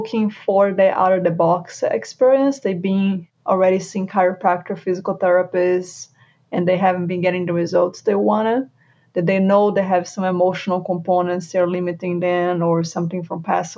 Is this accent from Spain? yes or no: no; Brazil; English is a second language; moved away as an adult; now in Charlotte, United States; I moved from Brazil to US, got my physical therapist license here